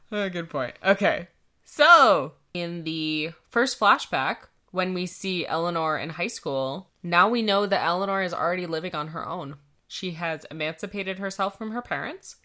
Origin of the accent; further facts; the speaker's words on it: Canada; we're Canadian